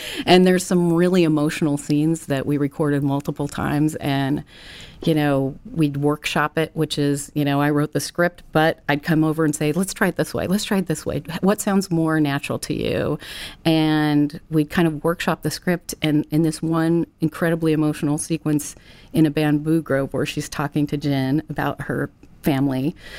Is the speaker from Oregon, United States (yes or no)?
no; Ventura, California, United States; born or raised there